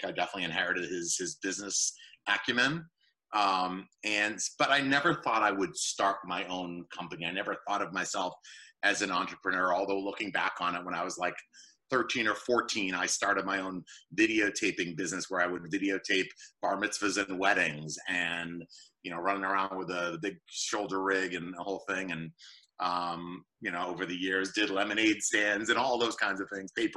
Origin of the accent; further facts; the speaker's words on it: Boston, Massachusetts, United States; moved away as an adult; now in Southern New Jersey, United States; I grew up in the North Shore area of Boston